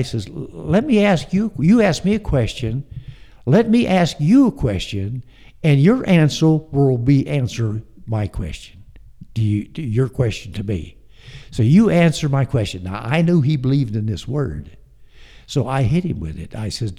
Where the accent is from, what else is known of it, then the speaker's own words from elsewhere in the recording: Omaha, Nebraska, United States; born there; Well, we started out in the Midwest. We were Midwestern people. I was born in Omaha.